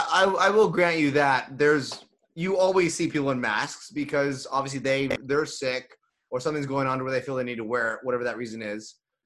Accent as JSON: {"language": "English", "region": "Texas", "country": "United States", "tie": "born or raised there"}